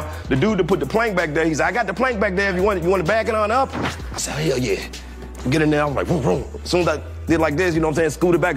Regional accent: Alabama, United States; I'm from Alabama

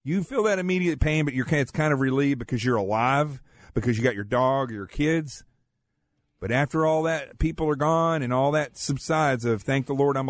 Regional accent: the Ozarks of Arkansas, United States; also born or lived in Manhattan, New York; now in New York City, United States; I grew up in the Ozarks of Arkansas, in the middle of nowhere, extremely poor. I live in Manhattan now

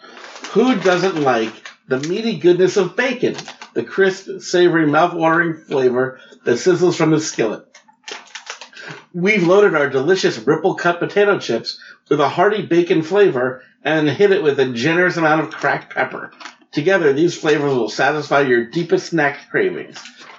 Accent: New York, United States; I grew up in New York.

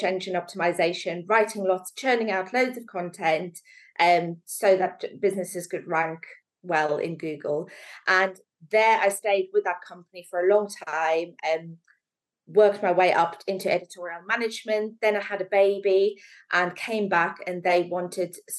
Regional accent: South Africa; moved away as an adult; also born or lived in Manchester / London; now in Stockport, United Kingdom; I grew up in beautiful South Africa, right near the beach.

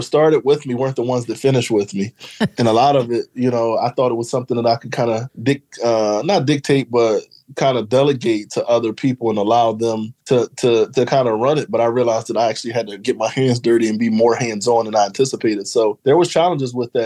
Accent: Philadelphia, Pennsylvania, United States; moved away as an adult; also born or lived in Maryland / Washington, D.C. / Los Angeles; So originally, I'm from Philadelphia. So I grew up in West Philly, native of Philadelphia

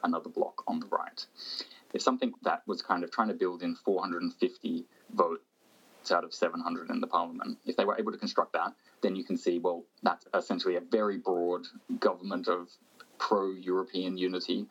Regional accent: Australia; moved away; my home country, Australia

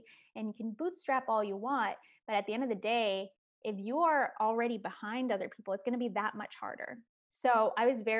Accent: Chicago, Illinois, United States; first language Spanish; English is a second language; I would say that I grew up in Chicago, on the northwest side of Chicago, in a neighborhood called Hermosa

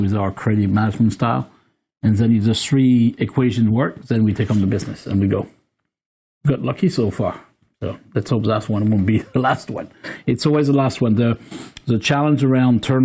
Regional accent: France; English is a second language; now in United Kingdom

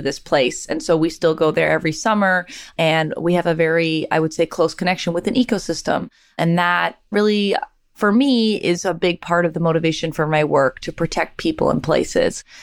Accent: Canada; moved away; I'm from Canada

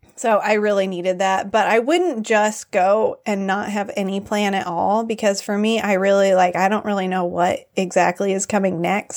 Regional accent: United States; born or raised there; moved away as an adult; also born or lived in Nepal

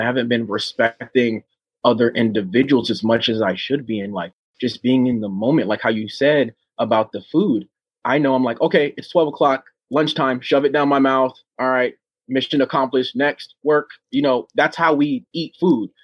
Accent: Oceanside, California, United States; moved away as an adult; I grew up in Oceanside, California with all these different races

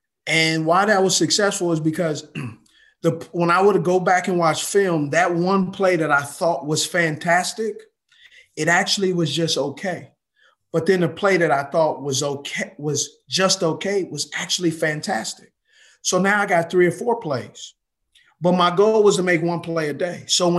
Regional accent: West Coast, United States; And so I grew up in the West Coast, and I grew up in a place where you had to dissect, process

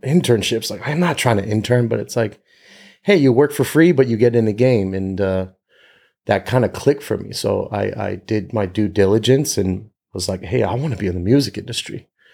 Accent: Northern Virginia, United States; moved away as an adult; now in Los Angeles, United States; I grew up in Northern Virginia

